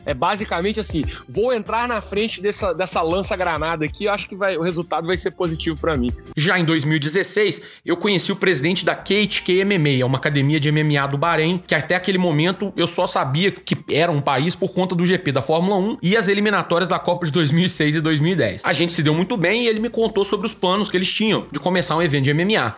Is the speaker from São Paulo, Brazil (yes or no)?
no; Divinópolis, Minas Gerais, Brazil; eu sou de Divinópolis, no interior de Minas Gerais